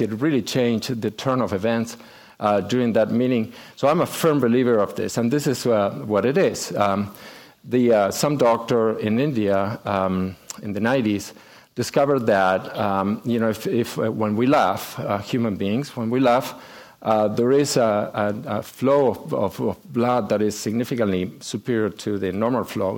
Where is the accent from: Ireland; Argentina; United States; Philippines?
Argentina; moved away as an adult; we are both from Argentina, and uh, we grew up there